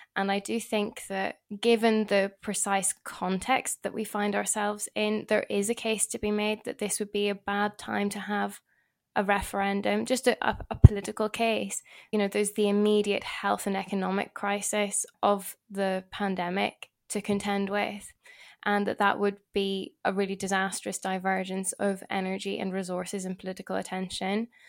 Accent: Northern Ireland, United Kingdom; being Northern Irish

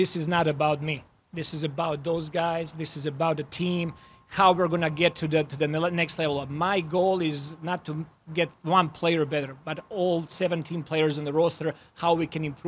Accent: Serbia; born or raised there; moved away as an adult; now in Toronto, Canada

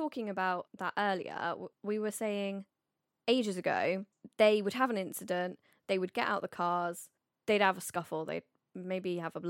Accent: United Kingdom; we are British.

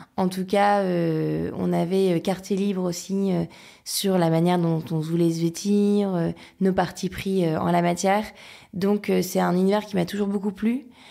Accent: Lille, Hauts-de-France, France; je suis lilloise d'origine, donc je viens du Nord. Euh, j'ai grandi dans un environnement hyper serein

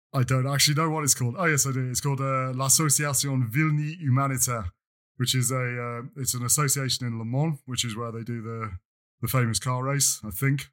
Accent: England, United Kingdom; now in France; I am perpetually English

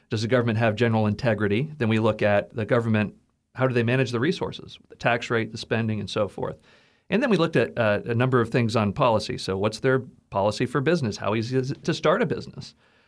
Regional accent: Texas, United States; And that was just really appealing to me as a kind of a patriotic American growing up in Texas.

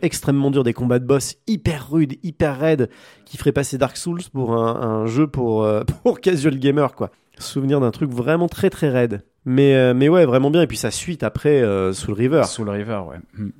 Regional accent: France; chez nous en France

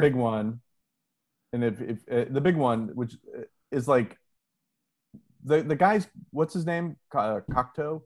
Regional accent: Ohio, United States; moved away; my home state of Ohio

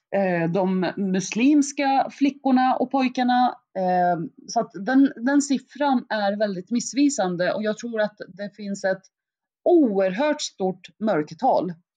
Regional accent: Eskilstuna, Södermanland, Sweden; also born or lived in Baghdad, Iraq; kom till Sverige när jag var ungefär sex år gammal, vilket gjorde att jag, jag gick ju i skolan i svensk skola under hela mitt liv

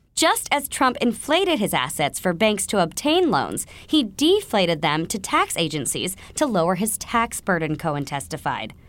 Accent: New York, United States; As a New Yorker

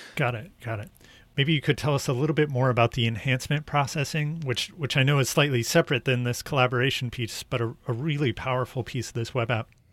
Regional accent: United States; my bias as an American

